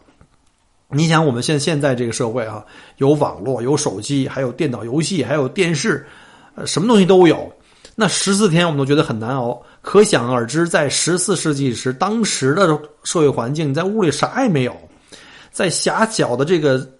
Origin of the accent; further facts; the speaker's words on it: China; now in Australia; 我们中国人